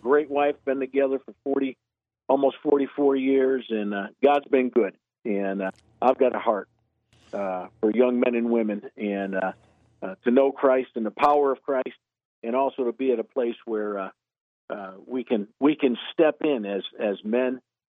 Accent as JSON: {"language": "English", "region": "Connecticut", "country": "United States", "moved": "as an adult", "lives_now": "Concord, United States", "said": "As you can tell from my accent, I'm not originally from here. I'm from Connecticut, and I've been down here 20 years"}